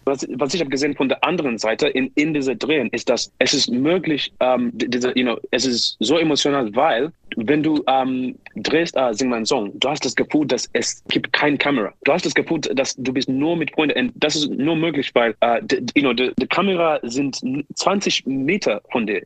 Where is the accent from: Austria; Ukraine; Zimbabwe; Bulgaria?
Zimbabwe; German is a second language; moved away; ich bin in Zimbabwe geboren